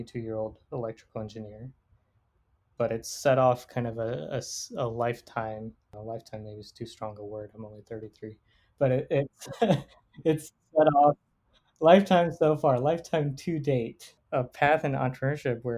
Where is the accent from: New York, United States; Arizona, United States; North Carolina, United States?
North Carolina, United States; Raleigh; I grew up here in Raleigh, North Carolina